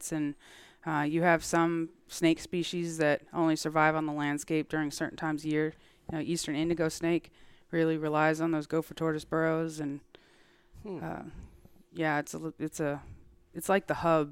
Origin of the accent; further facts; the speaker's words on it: Massachusetts, United States; moved away; I grew up in Massachusetts, showing horses, sheep, the whole thing